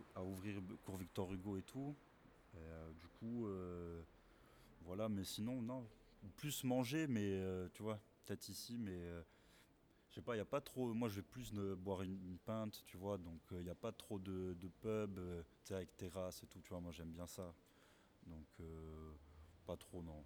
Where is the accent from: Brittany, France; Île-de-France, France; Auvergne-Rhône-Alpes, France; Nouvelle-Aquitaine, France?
Nouvelle-Aquitaine, France; Bordeaux; même si je suis pas né à Bordeaux, mais euh, j'ai toujours vécu, donc normal, tu te sens Bordelais.